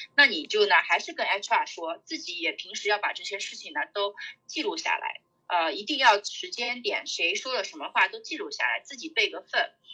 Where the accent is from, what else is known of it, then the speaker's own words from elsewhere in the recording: China; now in United States; 我们中国人嘛，在，呃，美国大公司